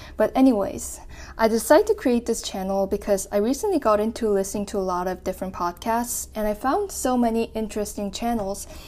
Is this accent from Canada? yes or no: yes; New Brunswick, Canada; also born or lived in South Korea; growing up as a Korean immigrant in a suburban city in New Brunswick, Canada